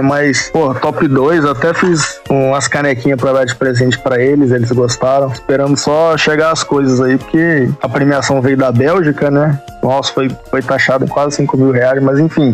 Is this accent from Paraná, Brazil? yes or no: no; Rio de Janeiro, Brazil; moved away as an adult; now in Goiânia, Brazil; Eu sou do Rio de Janeiro, lá da Tijuca. Eu tô morando em Goiânia tem mais ou menos 5, 6 anos